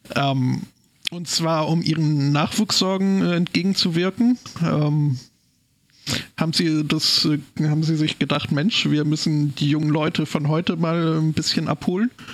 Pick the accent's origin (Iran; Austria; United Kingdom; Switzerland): United Kingdom; Scotland; spezieller ohne Schottland, noch spezieller ohne meine Heimatstadt